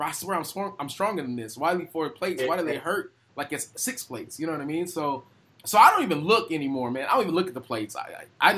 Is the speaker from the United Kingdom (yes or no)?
no; United States; I'm just being a snobby American